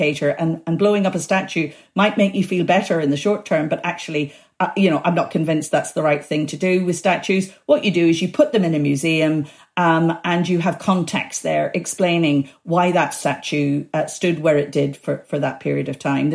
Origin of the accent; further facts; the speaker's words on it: Belfast, Northern Ireland, United Kingdom; also born or lived in Africa; I grew up in Belfast